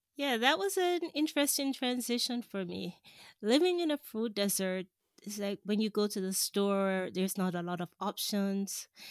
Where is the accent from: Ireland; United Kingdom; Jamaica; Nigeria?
Jamaica; moved away as an adult; also born or lived in Washington, D.C., United States; I grew up in Jamaica